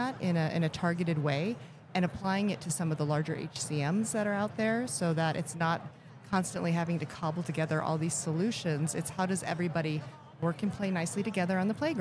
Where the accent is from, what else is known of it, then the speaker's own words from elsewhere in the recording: Elkhart, Indiana, United States; I was born in Elkhart, Indiana